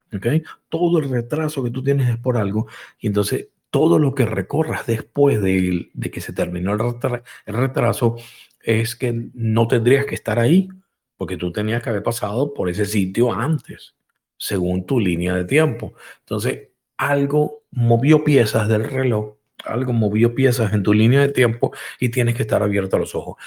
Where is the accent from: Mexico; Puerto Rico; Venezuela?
Venezuela; Caracas, Capital District; moved away as an adult; also born or lived in Spain (ancestry); now in United States; yo también soy español y no, pues, nací en Venezuela, ¿no? Pero mm, mi crianza, mi crianza fue hecha con amigos venezolanos y amigos españoles porque mi papá pertenecía a un club de, de españolas allá en Caracas